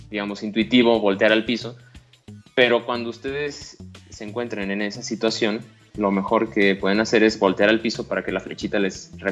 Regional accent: Mexico; porque hay que cruzar por los cruces peatonales, no como los mexicanos, como bien dices, cruzamos por donde

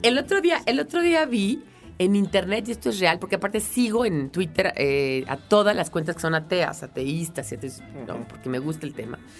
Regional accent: Mexico

